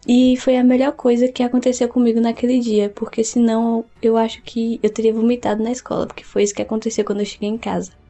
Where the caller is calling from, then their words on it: Vitória da Conquista, Bahia, Brazil; sou de Vitória da Conquista, na Bahia